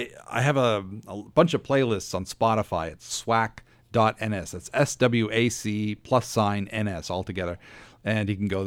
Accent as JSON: {"language": "English", "town": "Dartmouth", "region": "Nova Scotia", "country": "Canada", "tie": "born or raised there", "also_born_or_lived": "Halifax / Calgary", "said": "I was born here in Halifax, grew up in Dartmouth. We moved to Calgary for a little bit and then moved back in the mid 70s."}